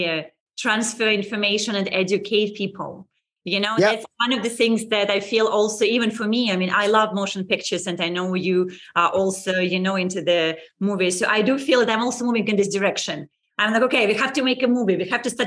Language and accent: English; Saint Petersburg, Russia; moved away as an adult; I left 20 years ago. I was born in St. Petersburg.